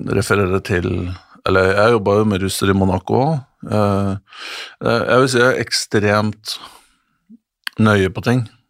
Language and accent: Norwegian; Norway; som nordmann